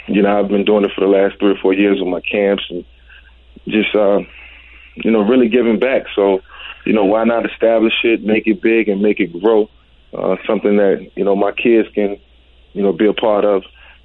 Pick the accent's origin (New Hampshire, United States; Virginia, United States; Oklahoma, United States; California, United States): Virginia, United States; moved away; also born or lived in Atlanta / Philadelphia; in Virginia, where my hometown, where I'm from